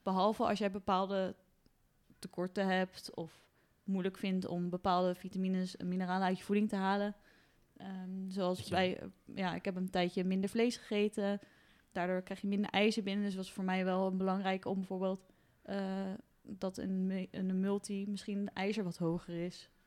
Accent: Netherlands; En zeker omdat we als Hollander Volgens mij krijgt 70% uh, eh, te weinig vitamine

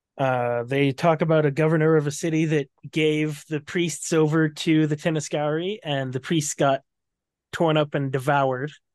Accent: United States; I'm American

